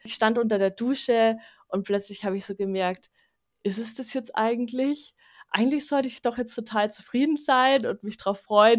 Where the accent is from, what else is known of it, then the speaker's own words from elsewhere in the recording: Munich, Bavaria, Germany; in meiner Stadt, also wo ich aufgewachsen bin in München